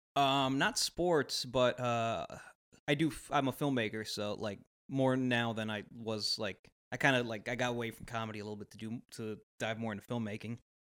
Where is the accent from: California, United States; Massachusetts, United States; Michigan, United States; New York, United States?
California, United States; Los Angeles; we're from Los Angeles, my family moved there.